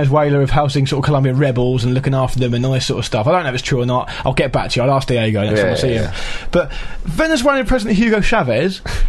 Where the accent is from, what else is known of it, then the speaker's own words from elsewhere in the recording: England, United Kingdom; In my defence, I am English born also.